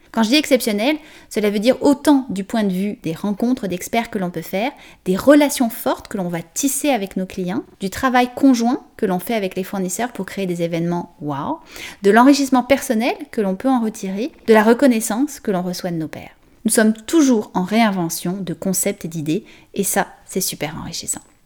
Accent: France; accent: French; moved away as an adult; now in Canada; française d'origine, vous l'entendez sûrement dans mon accent, et je suis arrivée il y a 17 ans environ au Canada

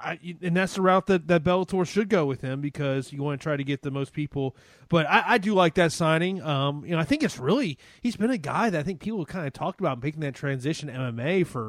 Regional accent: Tampa, Florida, United States; my hometown of Tampa.

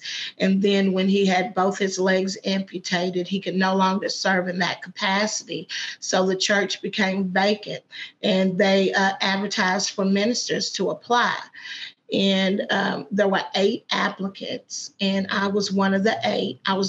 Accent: Madisonville, Kentucky, United States; also born or lived in Paducah / Owensboro / Louisville; So I'm from Madisonville, but then we lived in Paducah, then we lived in Owensboro, then we lived in Louisville.

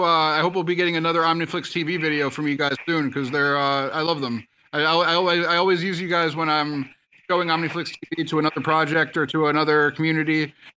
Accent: United States; I would have been able to speak to three people from those three countries as an American

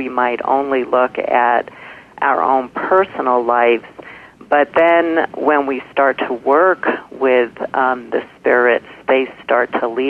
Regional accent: New York City, New York, United States; when I was pretty little, again, growing up in Brooklyn

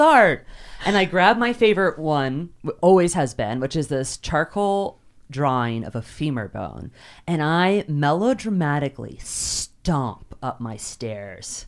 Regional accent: Kentucky, United States; I grew up in Kentucky

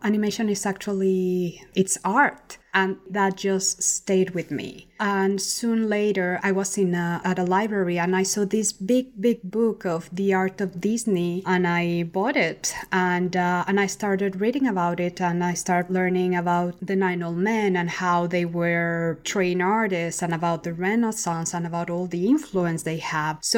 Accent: Mexico City, Mexico; Well, I used to stay in a lot because the city is kind of like New York in the 80s.

